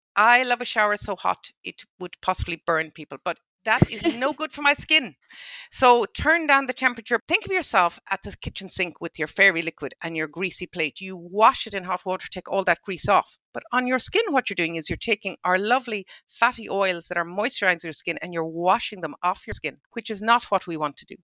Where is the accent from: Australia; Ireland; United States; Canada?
Ireland; Ballinrobe, Connacht; I'm from Ballinrobe, and my parents from Ballinrobe, and my grandparents from Ballinrobe